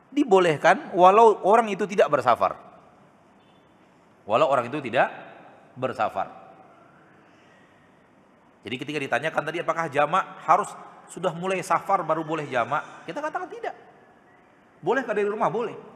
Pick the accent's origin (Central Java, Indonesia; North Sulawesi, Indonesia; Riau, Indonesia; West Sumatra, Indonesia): Riau, Indonesia; Pekanbaru; Kita orang Pekanbaru, berarti di Jakarta kita musafir.